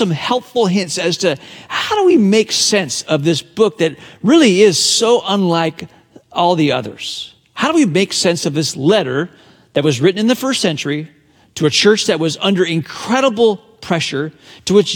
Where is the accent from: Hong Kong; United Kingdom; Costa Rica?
Hong Kong; the British colony of Hong Kong, my hometown